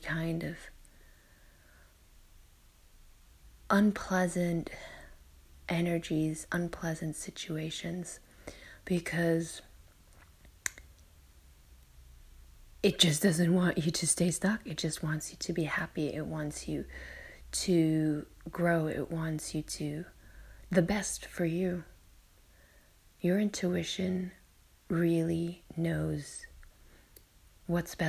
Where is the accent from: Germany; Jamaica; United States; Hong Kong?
Germany; I'm in my hometown in Germany and visiting relatives